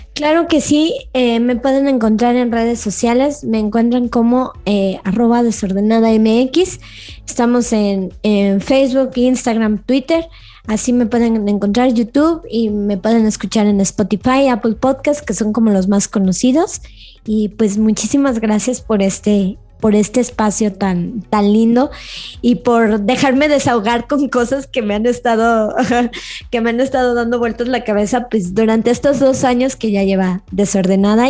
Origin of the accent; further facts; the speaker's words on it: León, Guanajuato, Mexico; que somos de, que soy de León